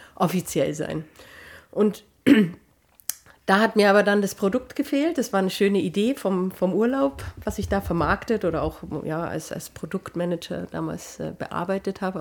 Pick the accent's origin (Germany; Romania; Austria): Germany; ich bin ja auch Deutscher.